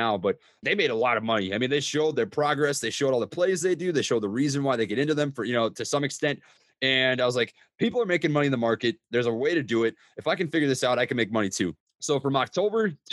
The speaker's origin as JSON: {"language": "English", "region": "Minnesota", "country": "United States", "tie": "born or raised there", "accent": "Midwestern", "moved": "as an adult", "lives_now": "Oklahoma, United States", "said": "I grew up in Minnesota. I've lived a couple different places, but I claim that as my residence because that's where I live for the most of my life. Don't know if you can hear my Midwestern accent"}